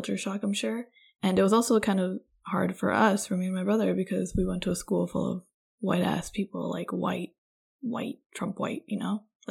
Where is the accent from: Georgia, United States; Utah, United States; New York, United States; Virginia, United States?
New York, United States; New York City; I grew up in Queens initially.